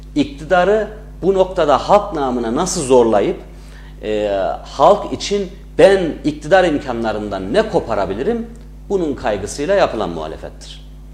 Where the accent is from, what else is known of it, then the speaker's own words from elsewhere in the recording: Bünyan, Kayseri Province, Turkey; also born or lived in Ankara; 1985 Kayseri Bünyan doğumluyum. Ee, bütün ilk orta öğretimimi, lise eğitimimi Bünyan'da tamamlamış bir insanım.